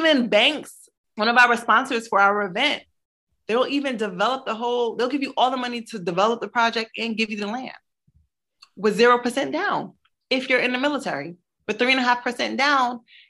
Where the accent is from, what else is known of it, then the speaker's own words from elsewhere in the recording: Brooklyn, New York, United States; Because I'm from Brooklyn. I was born in Brooklyn. And I knew what it felt like not to be able to live in Brooklyn again because it was too expensive, right?